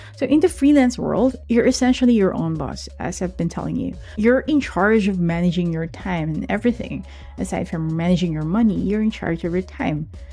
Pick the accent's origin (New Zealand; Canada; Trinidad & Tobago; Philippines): Philippines; growing up in the Philippines